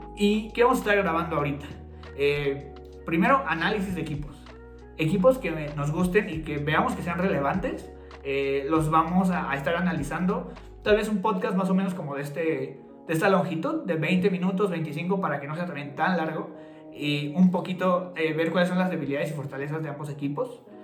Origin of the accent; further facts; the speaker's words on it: Toluca, State of Mexico, Mexico; somos de Toluca